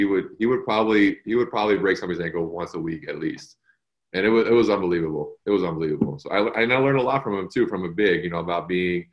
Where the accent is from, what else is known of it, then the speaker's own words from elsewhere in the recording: Cleveland, Ohio, United States; I'm a Cleveland guy. I'm from Ohio. So you're growing up as being a Browns fan and an Indians fan and a Cavaliers fan